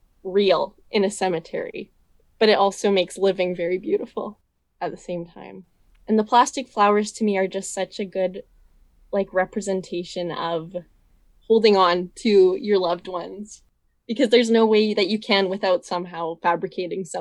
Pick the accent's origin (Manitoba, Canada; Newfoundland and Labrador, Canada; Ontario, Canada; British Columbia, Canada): British Columbia, Canada; Vernon; I'm from Vernon. So this is my hometown